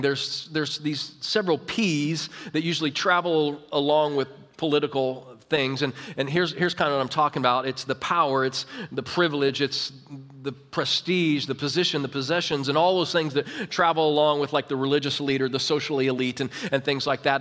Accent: Overland Park, Kansas, United States; I grew up in Kansas. Uh, I grew up in Kansas City, uh, Overland Park, Olathe area

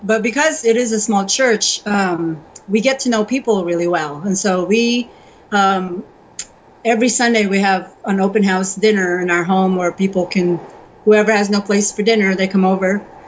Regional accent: United States; moved away as an adult; now in Croatia; I'm the only Asian in the whole uh, county probably and uh, um, being American

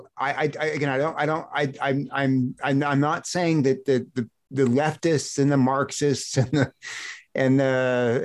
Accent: United States; as an American

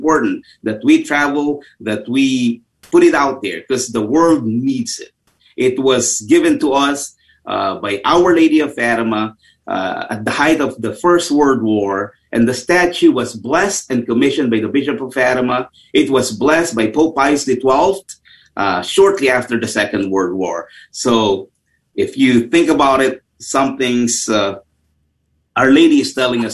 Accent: Tarlac, Central Luzon, Philippines; born or raised there; moved away

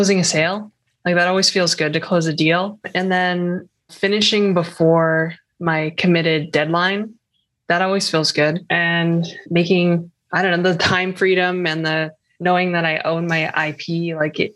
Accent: East Coast of Canada, Canada; now in Toronto, Canada; So I'm Canadian. I live in Toronto and yeah, I just grew up on the East Coast of Canada

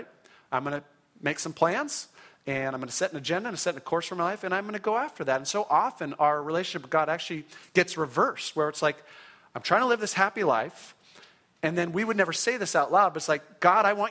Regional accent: Orange County, California, United States; I grew up in Orange County in a wonderful Christian home

